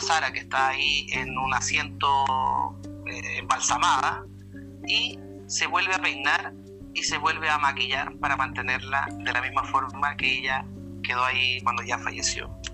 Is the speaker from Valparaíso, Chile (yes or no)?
no; Punta Arenas, Magallanes and Chilean Antarctica, Chile; now in Maitencillo, Chile; yo viví en Punta Arenas, eh, mi juventud, mi niñez